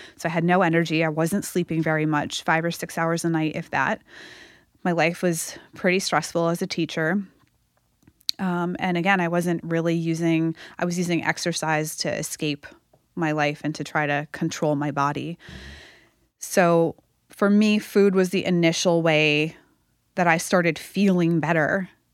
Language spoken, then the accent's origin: English; Massachusetts, United States; moved away; I grew up in Massachusetts